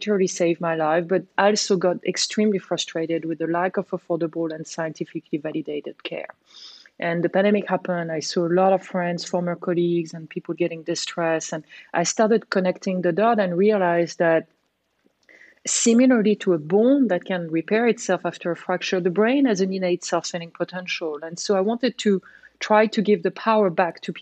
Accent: France; I was born in France.

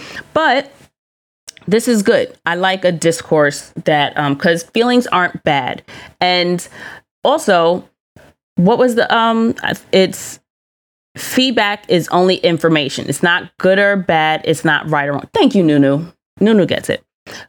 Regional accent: Colombia; thank you so much for, you know, highlighting Colombia as the country I know it to be. I love my home country.

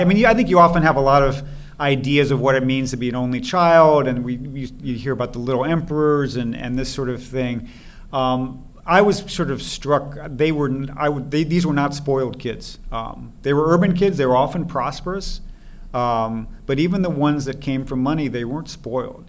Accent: Missouri, United States; moved away as an adult; also born or lived in Sweden / Chengdu, China; I grew up in Missouri

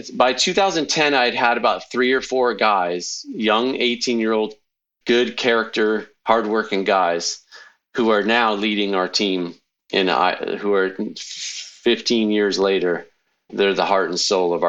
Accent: Connecticut, United States; moved away as an adult; also born or lived in California; now in Iowa, United States; I grew up in Connecticut till I was 18, took a plane, flew across the country to California

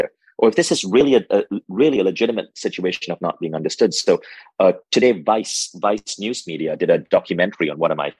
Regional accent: Malaysia; moved away; I went to a high school in Malaysia. I grew up in Malaysia

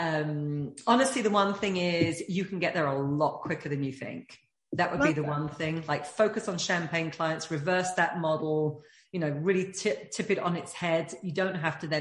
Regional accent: United Kingdom; being British

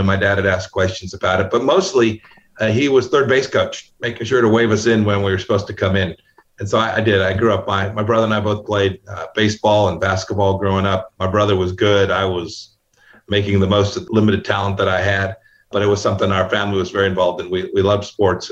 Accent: Santa Ana, California, United States; moved away; the three of us grew up in Santa Ana, California

